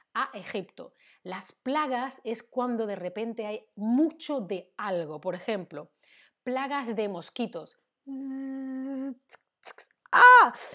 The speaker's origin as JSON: {"language": "Spanish", "country": "Spain", "said": "Yo como española, que he vivido y, vivo y he crecido en una sociedad em, cristiana católica"}